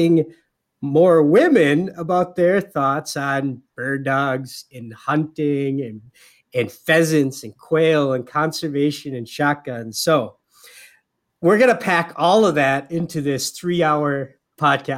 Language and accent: English; Upper Peninsula of Michigan, United States; born or raised there